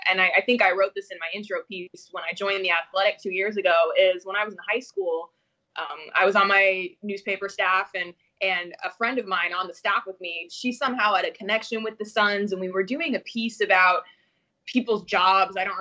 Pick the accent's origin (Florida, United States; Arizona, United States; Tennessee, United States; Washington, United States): Arizona, United States; Phoenix; moved away; I born and raised in Phoenix